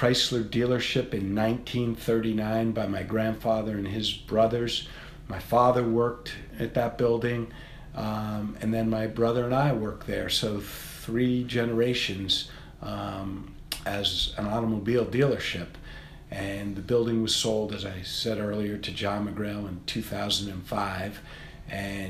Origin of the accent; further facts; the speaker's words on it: Worcester, Massachusetts, United States; I grew up in Worcester, and I live outside of Worcester now